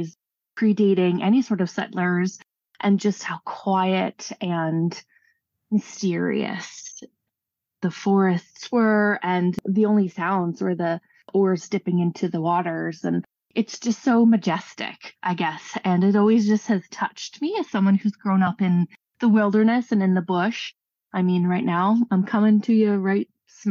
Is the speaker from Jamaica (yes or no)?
no; Canada; As a Canadian and as a Northerner especially